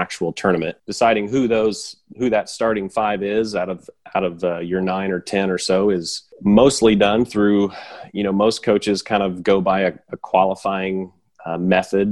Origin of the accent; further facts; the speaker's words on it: Springfield, Missouri, United States; also born or lived in Columbia, Missouri; being able to coach in my hometown